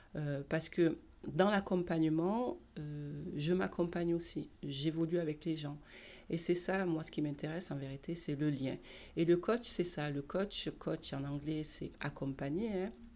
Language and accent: French; Marseille, Provence-Alpes-Côte d'Azur, France; Je suis née à Marseille, j'ai grandi à Marseille